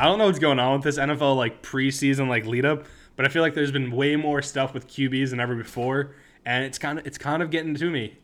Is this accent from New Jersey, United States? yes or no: yes; New Jersey, United States; moved away; I grew up in New Jersey